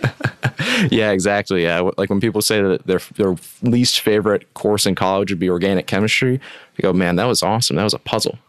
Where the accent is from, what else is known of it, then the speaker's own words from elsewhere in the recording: West Michigan, United States; also born or lived in Upper Peninsula, Michigan; born and raised in West Michigan, uh, right on the lake